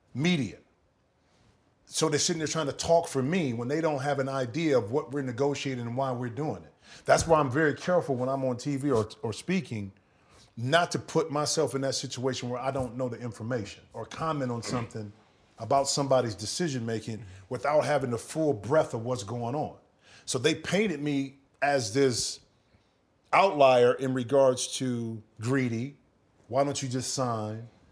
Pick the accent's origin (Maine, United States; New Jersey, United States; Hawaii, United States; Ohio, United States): Ohio, United States; Toledo; moved away; I grew up in Toledo, which is hour from Detroit